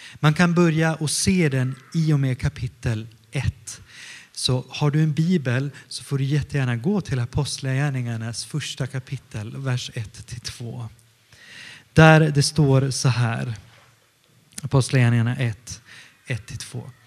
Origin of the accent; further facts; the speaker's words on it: Stockholm County, Sweden; also born or lived in northern Italy; now in Gothenburg, Sweden; jag kommer från Stockholm ursprungligen och jag är uppvuxen mestadels utanför Stockholm, 20 kilometer utanför Stockholm, söder om Stockholm men också i Italien, i norra Italien.